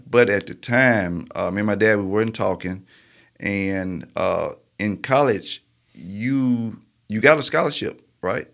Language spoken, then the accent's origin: English; Marietta, Georgia, United States; also born or lived in Birmingham; I grew up in Marietta, Georgia